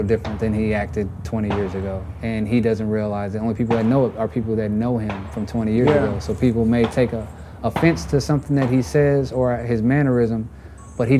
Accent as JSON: {"language": "English", "region": "Texas", "country": "United States", "tie": "born or raised there", "said": "I grew up in Texas"}